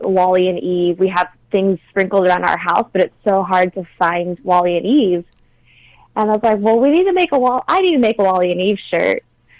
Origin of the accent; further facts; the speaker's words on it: California, United States; I'm from California, I live in California